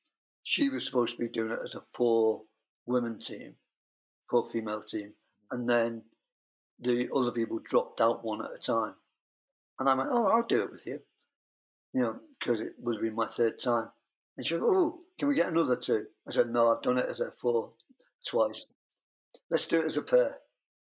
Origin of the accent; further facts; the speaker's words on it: United Kingdom; I'm British.